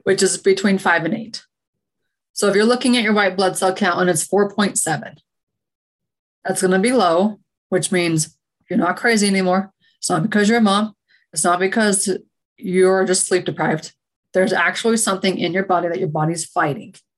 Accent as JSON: {"language": "English", "region": "Utah", "country": "United States", "also_born_or_lived": "Oregon", "moved": "as an adult", "said": "I'm from Utah originally"}